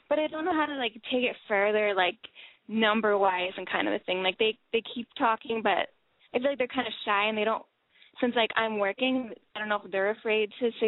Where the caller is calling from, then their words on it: Los Angeles, California, United States; I'm 23, and I am in L.A.